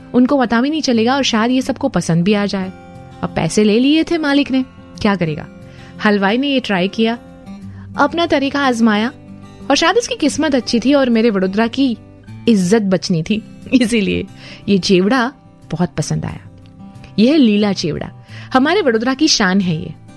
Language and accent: Hindi; Vadodara, Gujarat, India